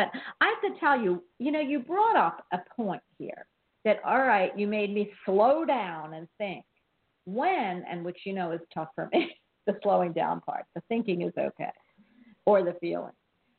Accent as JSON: {"language": "English", "town": "Philadelphia", "region": "Pennsylvania", "country": "United States", "tie": "born or raised there", "moved": "yes", "said": "I'm from Philly, and I grew up in Philly."}